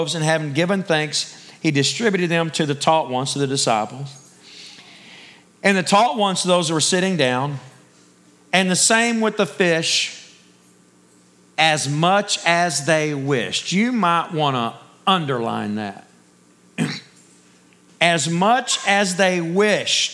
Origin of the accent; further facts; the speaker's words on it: Texas, United States; Me being a Texan